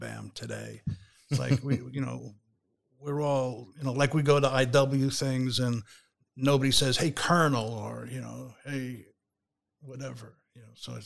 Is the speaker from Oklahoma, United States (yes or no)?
no; New York City, New York, United States; moved away; It's Queens, Jackson Heights